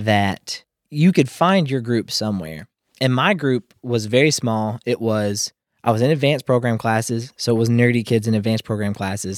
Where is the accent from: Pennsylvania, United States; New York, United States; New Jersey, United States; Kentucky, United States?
Kentucky, United States; I'm feeling kinda like a country bumpkin. I'm from Kentucky